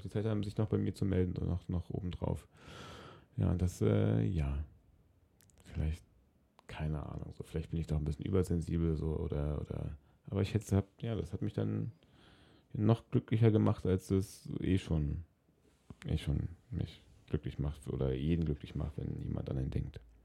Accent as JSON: {"language": "German", "region": "Berlin", "country": "Germany", "tie": "born or raised there", "said": "In Berlin, in meiner Heimatstadt"}